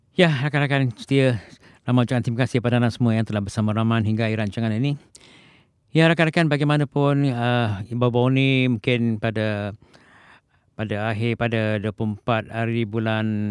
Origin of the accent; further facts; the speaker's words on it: Malaysia; now in Japan; kita sebagai rakyat Malaysia di, di Jepun ni